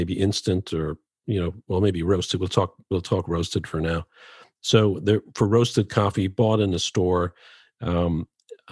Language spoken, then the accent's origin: English; Dublin, Leinster, Ireland; I grew up in Dublin, Ireland.